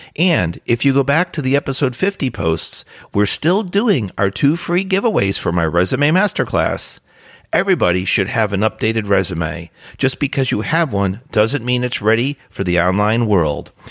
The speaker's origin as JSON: {"language": "English", "region": "New Jersey", "country": "United States", "tie": "born or raised there"}